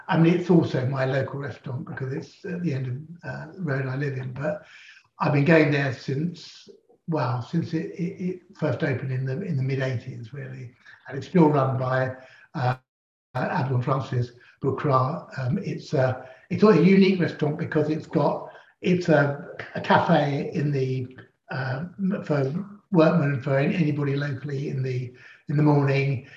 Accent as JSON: {"language": "English", "region": "London", "country": "United Kingdom", "tie": "born or raised there", "also_born_or_lived": "Shepherd's Bush", "said": "I was born in Parsons Green down in Fulham. And indeed, I'm the sort of fourth generation of my family to grow up in Fulham"}